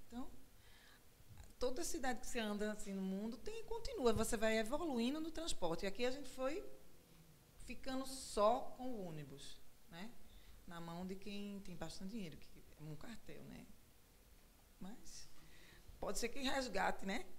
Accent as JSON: {"language": "Portuguese", "town": "João Pessoa", "region": "Paraíba", "country": "Brazil", "moved": "yes", "lives_now": "Recife, Brazil", "said": "Eu não sou daqui, sou de João Pessoa"}